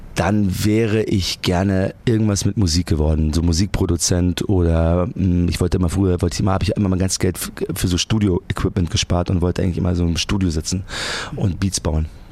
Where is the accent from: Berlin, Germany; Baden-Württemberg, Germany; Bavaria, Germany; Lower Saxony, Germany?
Bavaria, Germany; Munich; ich komme aus München